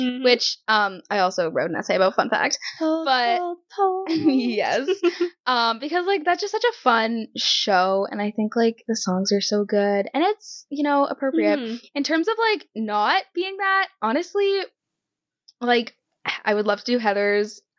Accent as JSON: {"language": "English", "country": "Canada", "said": "We are Canadian"}